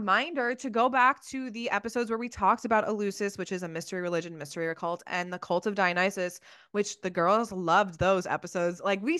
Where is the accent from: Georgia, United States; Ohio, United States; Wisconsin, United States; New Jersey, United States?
New Jersey, United States; I'm from Jersey